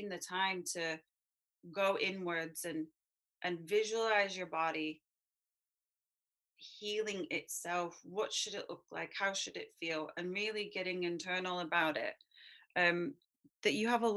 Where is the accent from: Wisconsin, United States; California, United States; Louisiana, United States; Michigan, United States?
California, United States; Southern; I was brought up in Southern California in a family, both my parents did yoga